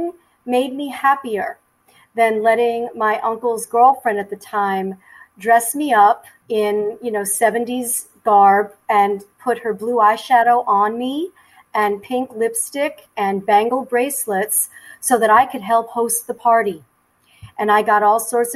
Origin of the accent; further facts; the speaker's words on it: New York City, New York, United States; I am a native New Yorker. I was born and raised in mostly in Queens, New York